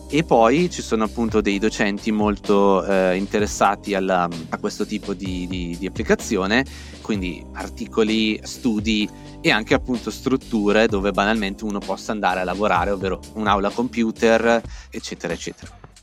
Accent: Val Camonica, province of Brescia, Lombardy, Italy; moved away as an adult; also born or lived in Milan; now in New York, United States; Io sono originario della Valle Camonica, in provincia di Brescia

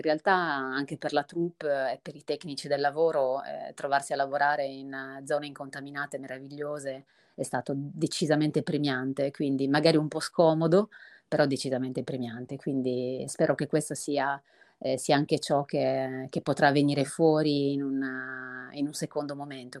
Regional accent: Sardinia, Italy; la mia terra, appunto la Sardegna

